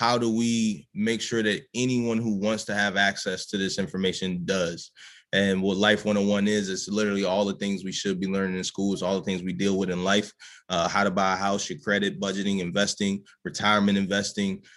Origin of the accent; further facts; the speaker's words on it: Baltimore, Maryland, United States; I'm a dude from Baltimore.